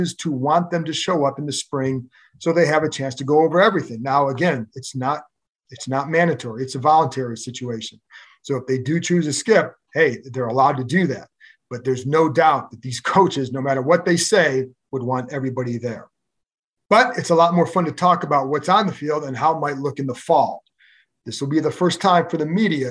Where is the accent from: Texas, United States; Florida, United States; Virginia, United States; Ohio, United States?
Ohio, United States; Cleveland; I grew up in Cleveland